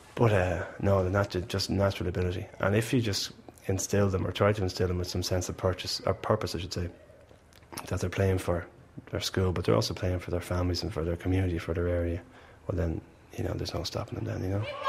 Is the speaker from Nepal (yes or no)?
no; Malahide, Leinster, Ireland; I'm from Malahide